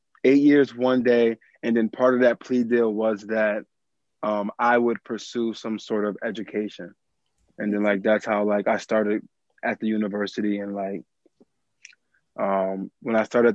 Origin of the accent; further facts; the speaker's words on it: Springfield, Massachusetts, United States; I am born and raised in Springfield, Massachusetts